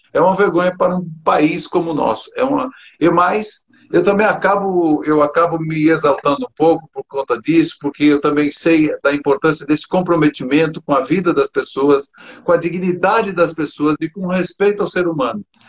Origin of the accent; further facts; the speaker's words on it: Criciúma, Santa Catarina, Brazil; Eu também sou catarinense, eu sou catarinense de, de Criciúma